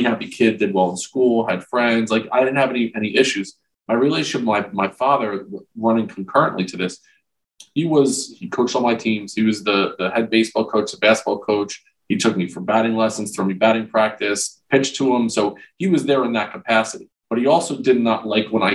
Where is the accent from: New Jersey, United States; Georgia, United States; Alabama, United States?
New Jersey, United States; Old Bridge; I grew up in Old Bridge, New Jersey, south of Rutgers